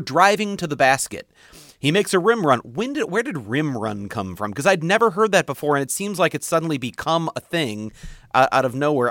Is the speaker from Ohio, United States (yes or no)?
no; St. Louis, Missouri, United States; I grew up in Saint Louis